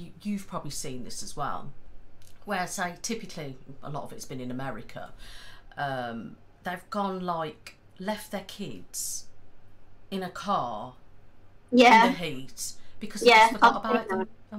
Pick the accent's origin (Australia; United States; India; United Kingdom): United Kingdom; the Midlands, England; we are all from the Midlands, aren't we?